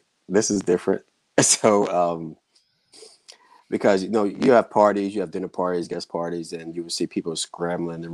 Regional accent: New Orleans, Louisiana, United States; now in Los Angeles, United States; I'm not from LA originally. I'm from New Orleans, so. Born, have a Southern background

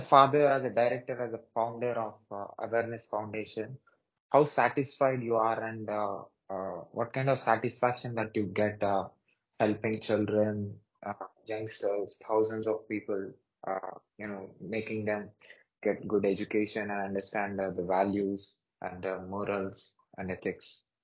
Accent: Hyderabad, Telangana, India; I'm from South India, Hyderabad city

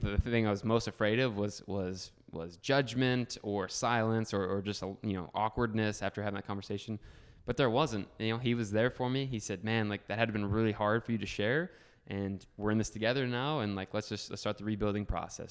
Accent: Northeast Ohio, United States; also born or lived in Columbus, Ohio; I'm a thirty-year-old, uh, kid from Ohio. Grew up in a small little town, Northeast Ohio

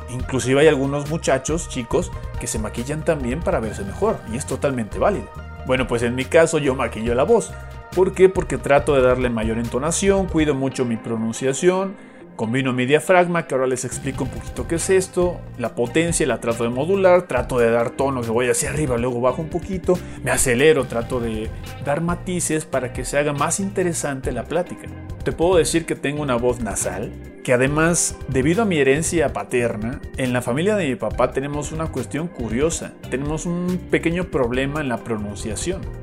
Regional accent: Mérida, Yucatán, Mexico; accent: Yucatec; yo nací en Mérida, Yucatán, yo soy yucateco. Entonces yo tenía el acento yucateco que es bastante peculiar, muy arraigado.

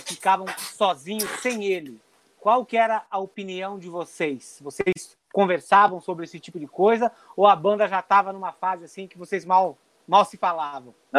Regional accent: Gaúcho, Rio Grande do Sul, Brazil; nós somos gaúchos, estamos aqui pelo Pampa

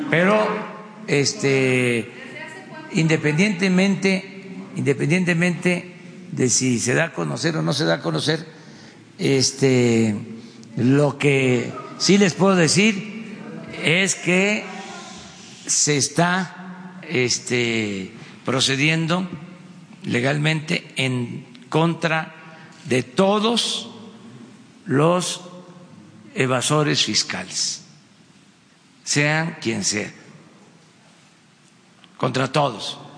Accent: Mexico; No somos mexicanos de primera, de segunda, de tercera

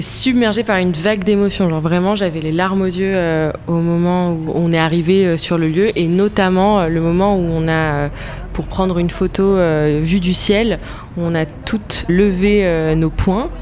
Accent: France; quand on a grandi en France

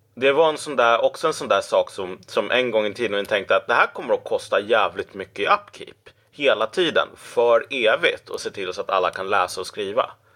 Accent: Umeå, Västerbotten County, Sweden; Umeå, precis. Så där föddes jag

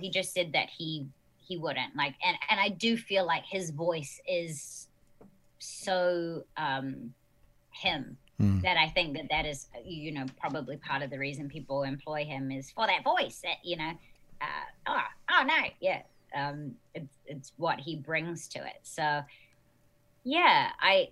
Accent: New Zealand; accent: New Zealand; moved away

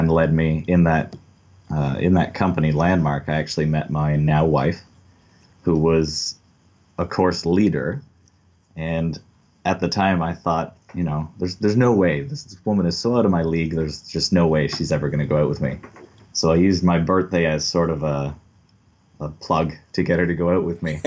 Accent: Belleville, Ontario, Canada; I was born in Belleville, but I was raised in the country just north of Belleville, mostly on my grandparents' farm

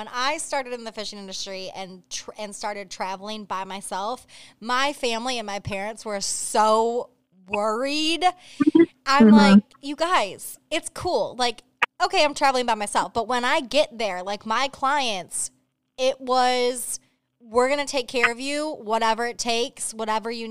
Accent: Michigan, United States; I'm from Michigan

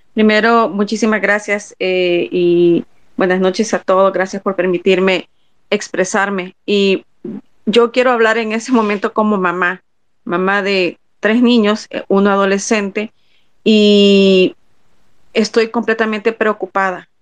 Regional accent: El Salvador; como salvadoreños

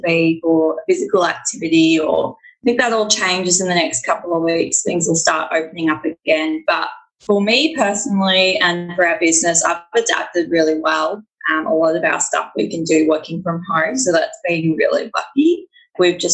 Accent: Victoria, Australia; I'm from Victoria in Australia

